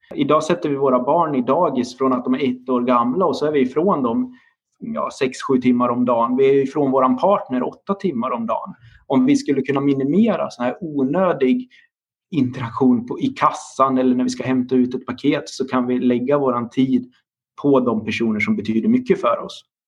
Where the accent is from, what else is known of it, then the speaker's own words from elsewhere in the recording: Dalarna County, Sweden; now in Linköping, Sweden; Jag är också uppvuxen på landsbygden i Dalarna